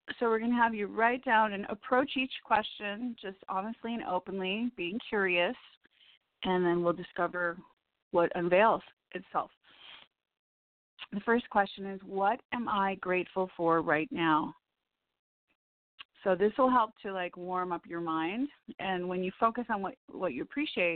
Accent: Evanston, Illinois, United States; moved away; I was born in Evanston

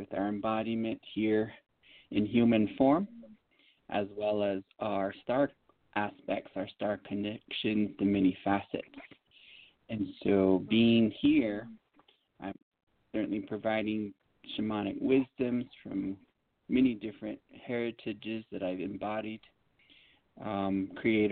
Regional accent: United States; I was born and raised on the Navajo Reservation.

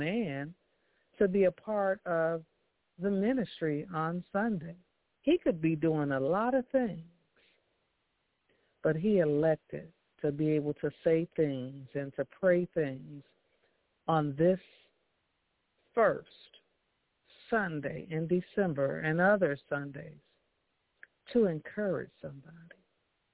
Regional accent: Chicago, Illinois, United States; I was from Chicago

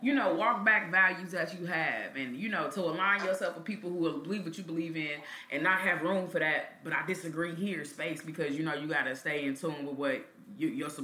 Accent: Kansas City, Missouri, United States; growing up in Kansas City

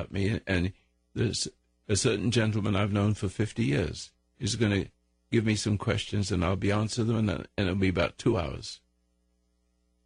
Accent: United States; I'm an American

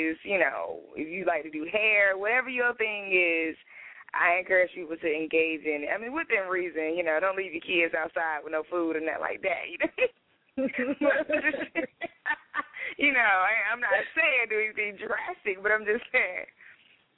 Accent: Durham, North Carolina, United States; I'm from North Carolina, Durham, born and raised

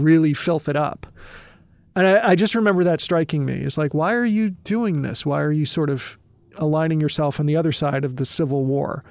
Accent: Massachusetts, United States; moved away as an adult; also born or lived in Michigan; I'm from Massachusetts

